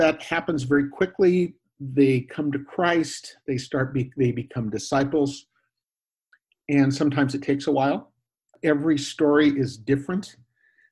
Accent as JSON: {"language": "English", "area": "Northwestern United States", "region": "Pacific Northwest", "country": "United States", "tie": "born or raised there", "also_born_or_lived": "Mexico / Guatemala / Spain / Bay Area, California", "first_language": "English", "moved": "as an adult", "lives_now": "western suburbs of Chicago, United States", "said": "I grew up in the Northwestern United States"}